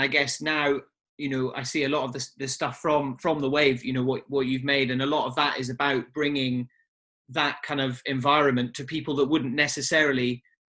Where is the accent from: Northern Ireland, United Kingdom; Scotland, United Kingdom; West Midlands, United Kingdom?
Scotland, United Kingdom; Highlands of; now in Eastbourne, United Kingdom; I grew up in the Highlands of Scotland on the sea as well, so it's very much ingrained in my blood. My dad's a scuba diver who worked in the fishing industry for 20 years. You know, my uncle was the harbour master